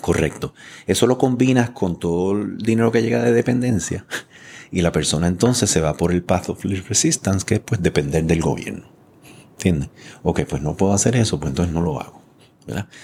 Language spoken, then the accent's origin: Spanish; San Juan, Puerto Rico; yo me crié aquí detrás en Floral Park, lo digo mm. todo el mundo, ¿verdad? Ahí estaban las gladiolas, eh, o sea, estaba Jurutungo, Quintana. Yo me crié ahí, una familia inmigrante con cuatro hermanos